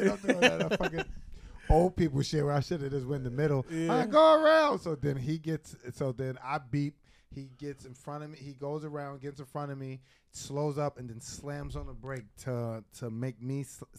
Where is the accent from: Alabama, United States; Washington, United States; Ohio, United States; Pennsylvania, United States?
Pennsylvania, United States; Philadelphia; now in New York, United States; I'm from Philly